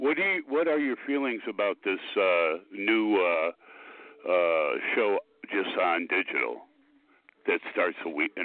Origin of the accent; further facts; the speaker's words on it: Chicago, Illinois, United States; Since I'm from Chicago